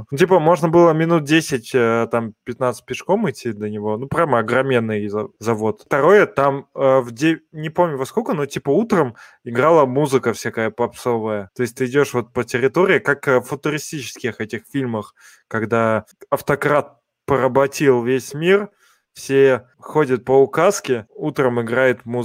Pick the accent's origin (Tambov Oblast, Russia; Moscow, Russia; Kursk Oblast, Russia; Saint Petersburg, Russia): Saint Petersburg, Russia; Ну, я из Санкт-Петербурга. Кировский завод — это в Санкт-Петербурге.